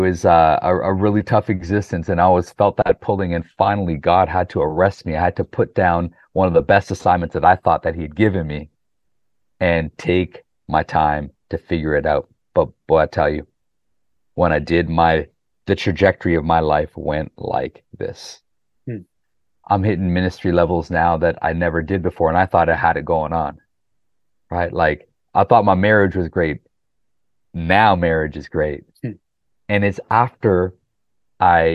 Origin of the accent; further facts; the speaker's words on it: Canada; also born or lived in Pakistan; growing up in the 80s in Canada